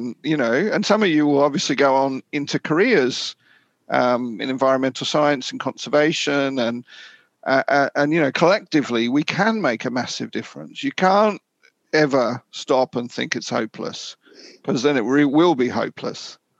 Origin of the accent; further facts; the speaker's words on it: Australia; also born or lived in Papua New Guinea; now in United Kingdom; Personally for me, I'm from Australia and New Guinea, and like I grew up with coral reefs and things like